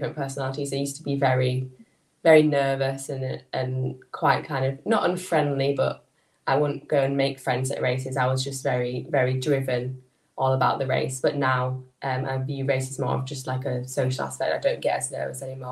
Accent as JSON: {"language": "English", "town": "Skipton", "region": "Yorkshire and the Humber", "country": "United Kingdom", "said": "I'm from... I'm near a little town in North Yorkshire called Skipton."}